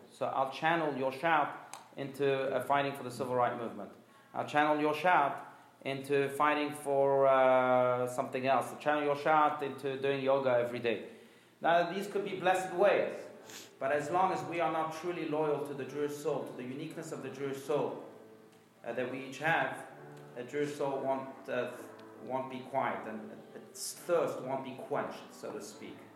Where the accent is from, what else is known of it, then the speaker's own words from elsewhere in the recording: France; moved away; I grew up in France. I was born in France.